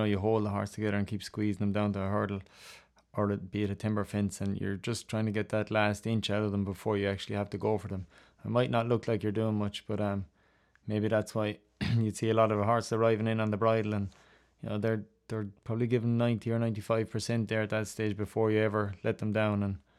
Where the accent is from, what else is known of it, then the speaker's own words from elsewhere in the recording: Ireland; I did. I used to watch Ruby Walsh a lot.